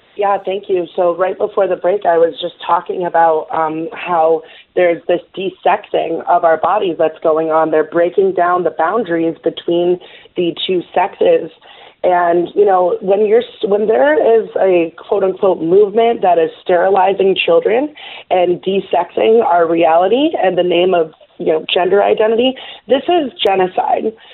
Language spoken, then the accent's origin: English; New York City, New York, United States; I was born in New York City